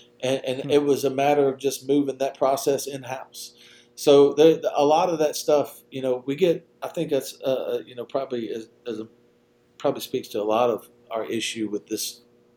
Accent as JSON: {"language": "English", "region": "Louisiana", "country": "United States", "tie": "born or raised there", "said": "when I was a kid, I grew up in Louisiana"}